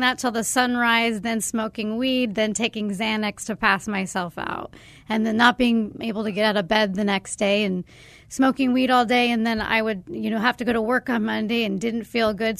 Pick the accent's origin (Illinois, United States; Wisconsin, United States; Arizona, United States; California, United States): Arizona, United States; growing up in Arizona